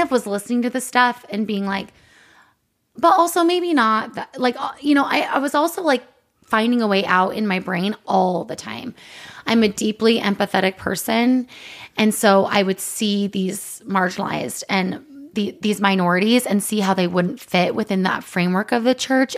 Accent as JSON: {"language": "English", "town": "Provo", "region": "Utah", "country": "United States", "said": "we're both from Provo."}